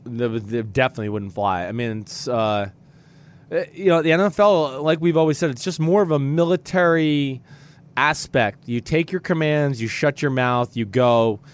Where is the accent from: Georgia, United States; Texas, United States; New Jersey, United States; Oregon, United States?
Texas, United States; especially when I came from Texas where we had like 9 plays in our whole playbook